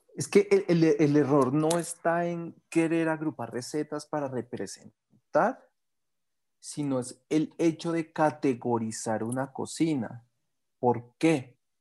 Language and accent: Spanish; Bogotá, Colombia; nací en Bogotá, pero mis papás son de Santander, norte de Santander